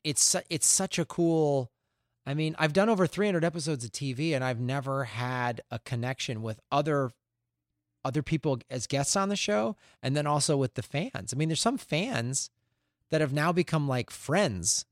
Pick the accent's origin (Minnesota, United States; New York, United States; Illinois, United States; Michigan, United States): Illinois, United States; Chicago; moved away as an adult; also born or lived in Tucson, Arizona; now in Santa Monica, United States; I grew up in Chicago